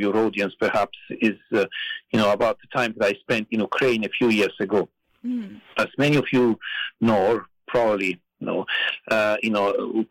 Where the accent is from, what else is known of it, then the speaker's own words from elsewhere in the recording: Italy; English is a second language; moved away as an adult; also born or lived in United States; now in Berkeley, United States; as you can probably tell from my accent, I grew up in Italy, but I've now been living and working in the United States for the past 20 years.